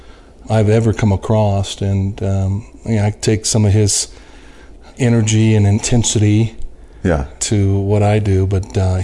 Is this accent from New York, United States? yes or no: no; Boulder, Colorado, United States; I was born and raised in Boulder, Colorado, of all places.